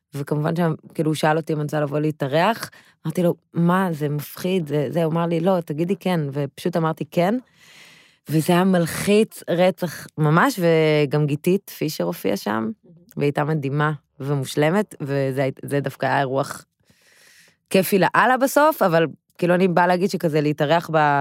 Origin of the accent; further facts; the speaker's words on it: Haifa, Haifa District, Israel; גדלתי בקריית אליעזר